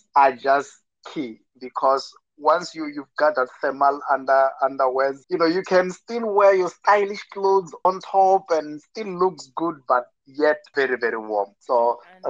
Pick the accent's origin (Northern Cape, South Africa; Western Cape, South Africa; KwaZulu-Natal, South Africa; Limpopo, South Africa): Limpopo, South Africa; moved away; back at home in South Africa, in Limpopo, it can be quite very hot